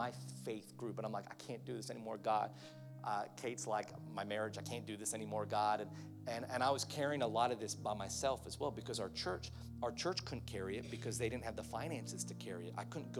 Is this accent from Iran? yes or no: no; Philippines; I've got a Chinese auntie that I grew up with in the Philippines